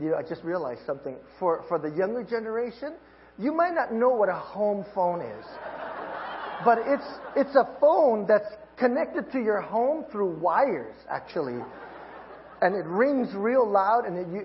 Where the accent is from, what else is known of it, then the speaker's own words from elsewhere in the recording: Hawaii, United States; moved away; I'm from Hawaii